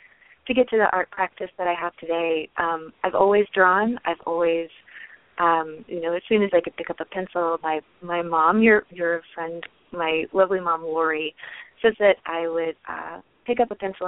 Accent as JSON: {"language": "English", "region": "the South", "country": "United States", "tie": "born or raised there", "moved": "yes", "said": "I grew up in the South, and in kind of small towns in the South"}